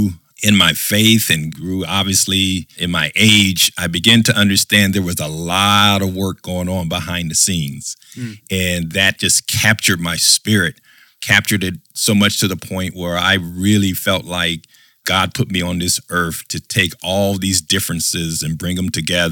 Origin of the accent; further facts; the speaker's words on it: Anderson, Indiana, United States; born and raised in Anderson, Indiana